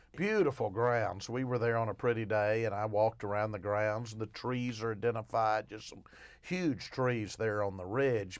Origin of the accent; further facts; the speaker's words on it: Arkadelphia, Arkansas, United States; I'm actually from Arkadelphia